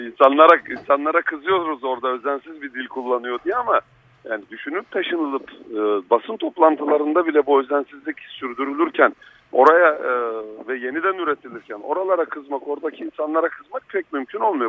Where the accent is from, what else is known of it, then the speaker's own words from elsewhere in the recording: Black Sea Region, Turkey; Karadenizliyim. Ben Karadenizliyim. Yani anam, babam, kendim, oralarda doğdum, büyüdüm.